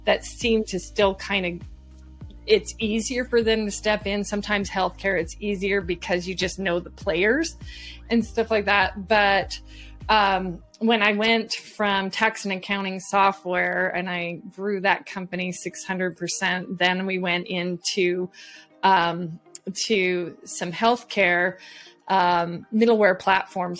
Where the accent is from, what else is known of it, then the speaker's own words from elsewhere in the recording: Southern California, United States; I was homegrown in Southern California